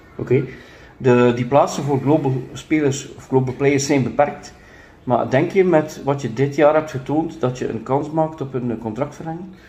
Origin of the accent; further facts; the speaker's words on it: Ostend, Flanders, Belgium; Ik ben van Oostende, dat is dan 80.000 inwoners.